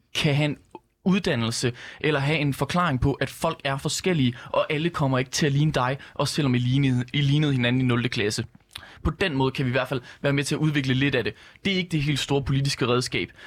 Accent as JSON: {"language": "Danish", "area": "West Jutland", "region": "Central Denmark Region", "country": "Denmark", "said": "Vestjylland, hvor jeg kommer fra"}